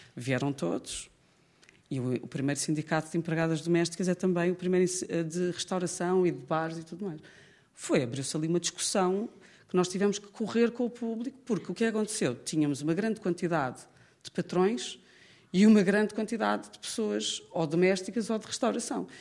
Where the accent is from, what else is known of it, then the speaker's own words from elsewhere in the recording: Lisbon, Portugal; para quem é lisboeta, e eu cresci em Lisboa